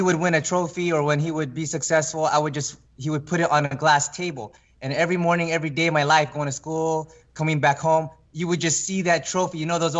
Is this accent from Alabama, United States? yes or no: no; California, United States; born or raised there